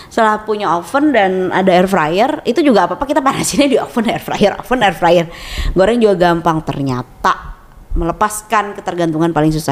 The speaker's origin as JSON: {"language": "Indonesian", "region": "West Java", "country": "Indonesia", "said": "kita tuh mikirnya kayak sebagai orang Sunda ya kan"}